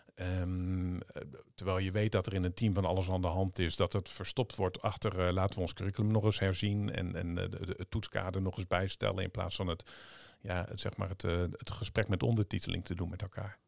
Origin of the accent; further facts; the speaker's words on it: Zeeland, Netherlands; moved away; also born or lived in Vlissingen; ik kom uit Zeeland